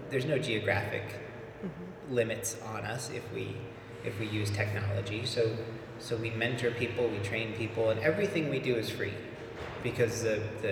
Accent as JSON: {"language": "English", "town": "Des Moines", "region": "Iowa", "country": "United States", "tie": "born or raised there", "said": "I was born in Des Moines, and I grew up here"}